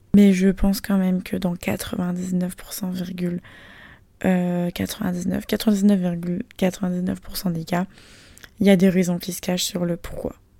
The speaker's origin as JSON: {"language": "French", "country": "France", "moved": "as an adult", "lives_now": "Shanghai, China", "said": "Je suis française"}